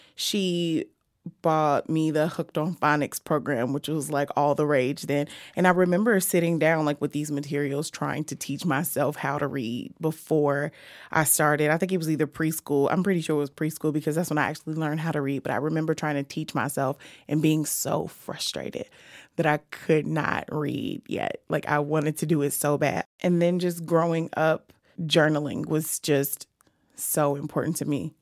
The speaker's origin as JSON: {"language": "English", "town": "Chicago", "region": "Illinois", "country": "United States", "said": "I am from Chicago. I've lived in h-, housing projects in Chicago"}